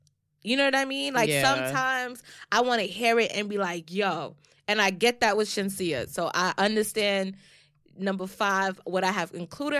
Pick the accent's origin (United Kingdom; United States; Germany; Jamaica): Jamaica; fellow Jamaicans, please don't come at us, okay? But like I said, and I think one of our other episodes, we're both Jamaican, so okay, so we can speak on this shit, okay?